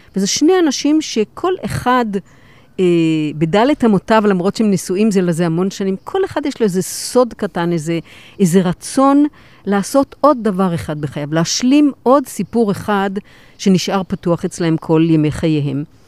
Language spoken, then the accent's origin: Hebrew; Kiryat Gat, Southern District, Israel; אני גדלתי בקריית גת, בשכונה, בשכונת עולים